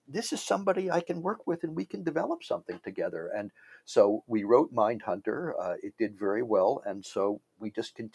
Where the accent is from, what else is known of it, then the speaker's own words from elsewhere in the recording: Washington, District of Columbia, United States; I grew up in Washington, mm-hmm. D.C.